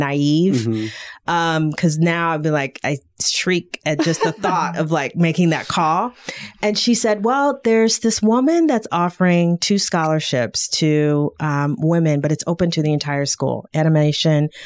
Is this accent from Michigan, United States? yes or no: yes; Detroit, Michigan, United States; I'm from Detroit, you know, which is you know, a black city